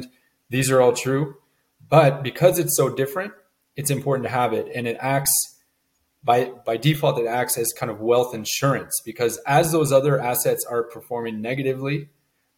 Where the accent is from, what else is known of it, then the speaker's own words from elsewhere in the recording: Montreal, Quebec, Canada; moved away as an adult; now in Cayman Islands; I was born and raised in Montreal, Canada, so cold winters and all